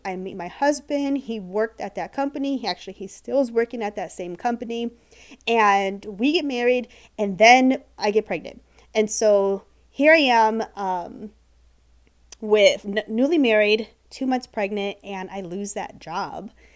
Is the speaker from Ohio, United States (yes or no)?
yes; Ohio, United States; moved away as an adult; now in Florida, United States; born and raised in Ohio